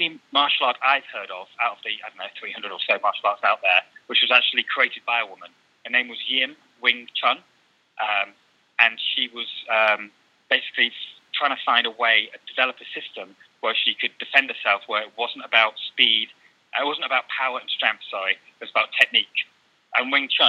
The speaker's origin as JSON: {"language": "English", "region": "England", "country": "United Kingdom", "said": "I'm not Chinese, I'm sort of from England"}